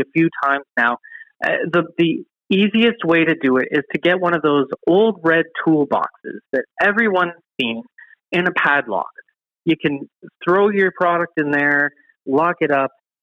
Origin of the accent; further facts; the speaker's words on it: Ontario, Canada; moved away; I'm from Ontario